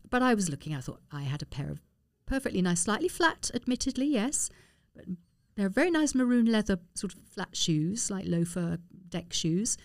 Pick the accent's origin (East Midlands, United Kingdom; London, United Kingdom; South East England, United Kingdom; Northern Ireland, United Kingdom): London, United Kingdom; Harrow; also born or lived in Hanover; I lived in Harrow, I was born in Harrow